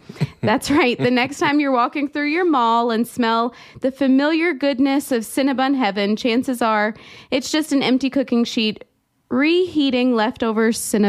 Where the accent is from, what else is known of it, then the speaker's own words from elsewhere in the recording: North Carolina, United States; growing up in North Carolina